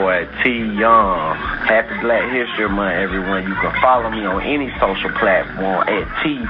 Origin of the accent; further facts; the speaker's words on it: Montgomery, Alabama, United States; Montgomery, Alabama, which is also my hometown.